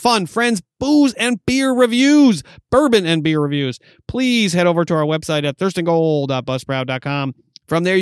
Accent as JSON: {"language": "English", "region": "New York", "country": "United States", "moved": "yes", "said": "I'm from New York"}